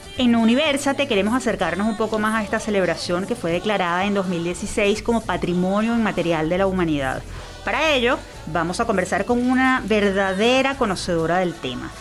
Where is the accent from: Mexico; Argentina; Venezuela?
Venezuela